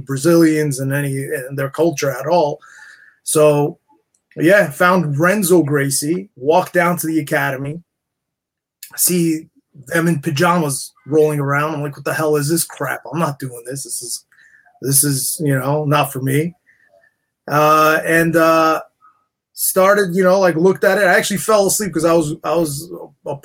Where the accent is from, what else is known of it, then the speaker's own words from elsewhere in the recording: New York City, New York, United States; Growing up in Queens, New York, went to St. John's